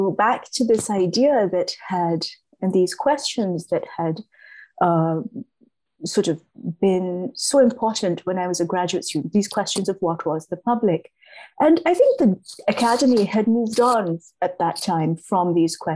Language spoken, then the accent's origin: English; Pakistan; being a Pakistani myself